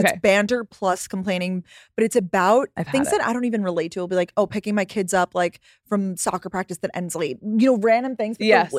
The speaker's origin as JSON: {"language": "English", "area": "Long Island", "region": "New York", "country": "United States", "said": "I'm from Long Island. So I'm like from pretty close."}